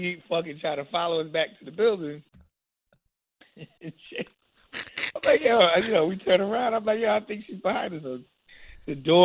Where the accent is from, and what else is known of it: New York, United States